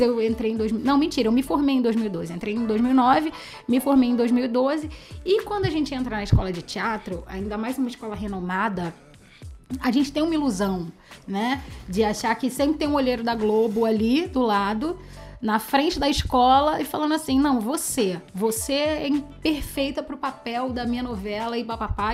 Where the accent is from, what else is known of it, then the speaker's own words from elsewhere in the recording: Rio de Janeiro, Brazil; eu sou carioca